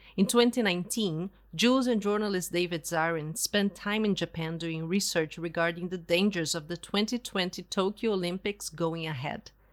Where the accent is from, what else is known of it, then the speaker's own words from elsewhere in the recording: Porto Alegre, Rio Grande do Sul, Brazil; moved away as an adult; also born or lived in Canada; in my hometown, Porto Alegre